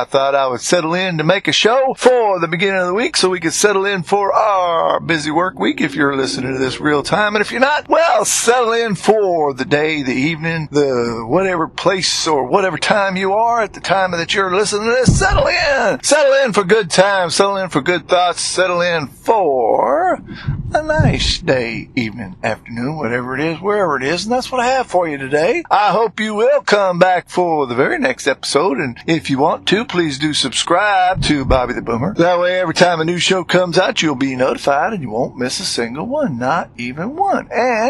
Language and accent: English; New England, United States; I certainly got used to that slow and easy talk because I'm from New England and was born and raised up there